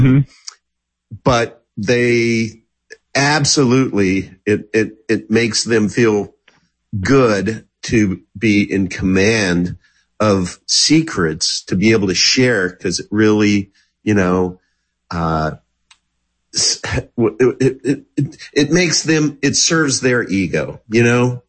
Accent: Kansas, United States; I'm from Kansas

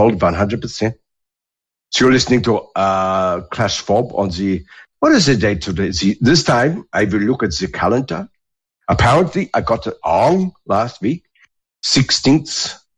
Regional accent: New Zealand; moved away as an adult; now in Australia; growing up in New Zealand

